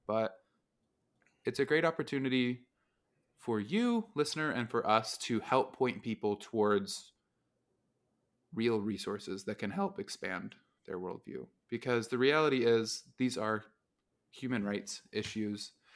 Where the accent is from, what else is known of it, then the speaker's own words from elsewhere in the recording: Utah, United States; growing up in Utah, it's a similar place to Texas